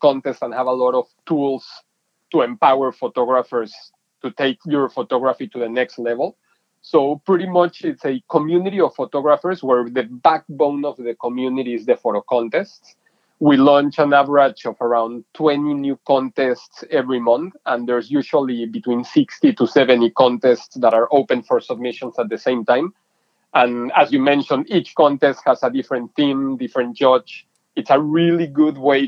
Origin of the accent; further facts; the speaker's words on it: Mexico City, Mexico; moved away as an adult; now in San Diego, United States; I'm originally from Mexico City. I was born and raised there and then moved to college to San Diego, to the University of San Diego, and never left San Diego